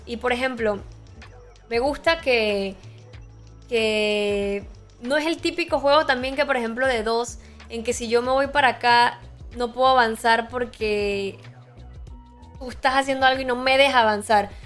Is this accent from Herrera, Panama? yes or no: no; Boquete, Chiriquí, Panama; yo soy allá de Boquete